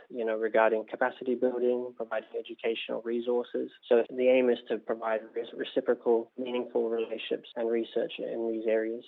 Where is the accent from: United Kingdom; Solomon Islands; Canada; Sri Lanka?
Solomon Islands; now in New Zealand; my home country of Solomon Islands